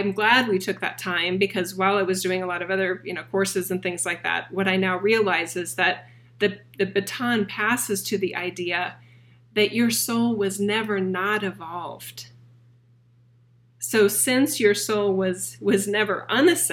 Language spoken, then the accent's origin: English; Boise, Idaho, United States; my hometown of Boise, Idaho